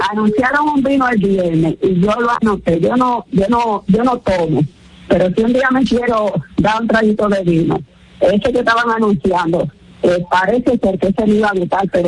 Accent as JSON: {"language": "Spanish", "country": "Dominican Republic", "moved": "yes", "lives_now": "New Jersey, United States", "said": "yo soy dominicana de New Jersey, de papel."}